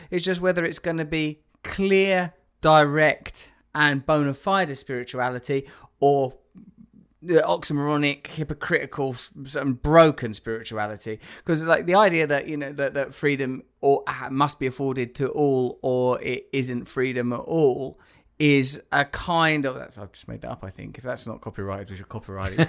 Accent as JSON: {"language": "English", "region": "England", "country": "United Kingdom", "moved": "yes", "said": "being English"}